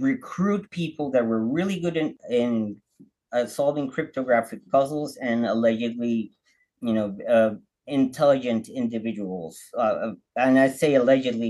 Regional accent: Baja California, Mexico; I'm from Mexico. I'm from Baja, really close to the border. So I grew up speaking English

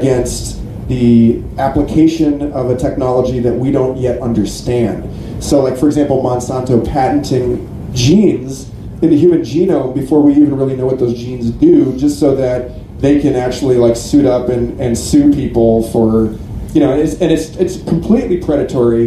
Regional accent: Austin, Texas, United States; I'm from Austin, Texas.

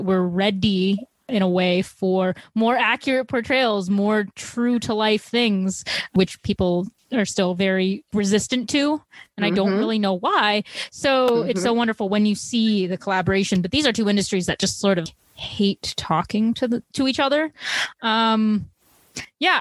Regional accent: Chicago, Illinois, United States; I'm from Chicago

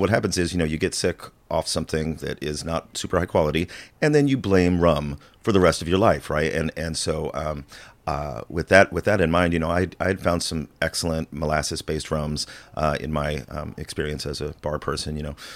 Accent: Illinois, United States; I'm originally from the farmland of Illinois

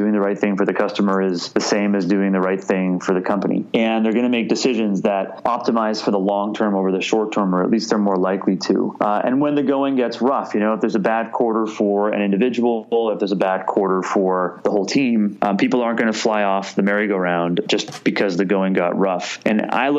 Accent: Canada; now in United States; being Canadian

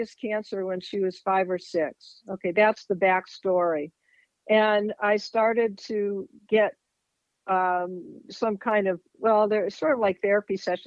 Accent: East Coast, United States; moved away as an adult; also born or lived in Eastern European Jewish heritage; now in Fairfield, Iowa, United States; I grew up on the East Coast. And that's where I came from

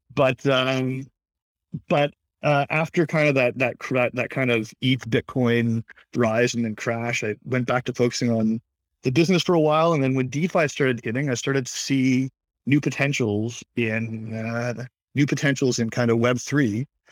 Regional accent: Toronto, Ontario, Canada; I'm from Toronto, born and raised

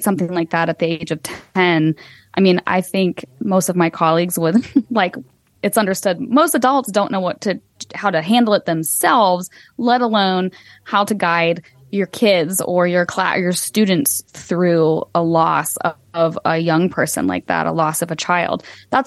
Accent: United States; as an American

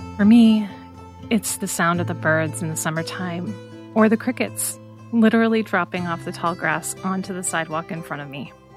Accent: Des Moines, Iowa, United States; moved away as an adult; I grew up in Des Moines, Iowa, always wanting to leave

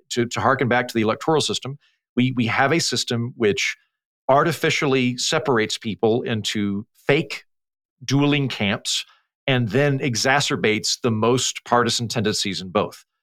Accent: Oklahoma, United States; moved away; also born or lived in Oxford; when I was a kid growing up in Oklahoma, a very conservative part of the country

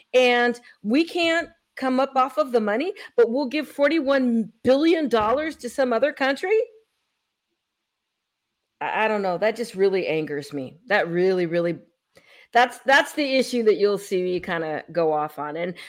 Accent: San Francisco, California, United States; I come from California. I came from San Francisco, and I saw all of the people, all the homeless problem

